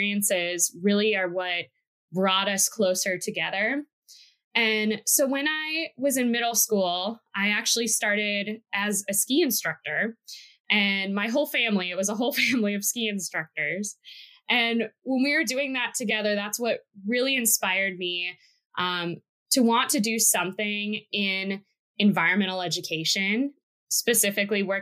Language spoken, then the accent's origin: English; Wisconsin, United States; moved away; also born or lived in Oregon; I'm originally from Wisconsin, and growing up there